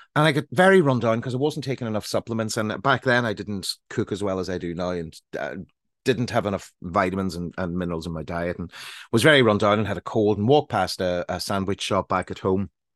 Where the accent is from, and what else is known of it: Northern Ireland, United Kingdom; moved away as an adult; also born or lived in London